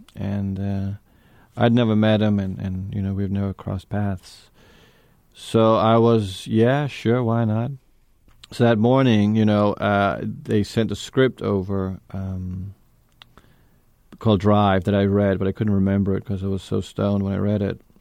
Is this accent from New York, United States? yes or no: yes; New York, United States; also born or lived in Denmark; I grew up in New York with my mother and my stepfather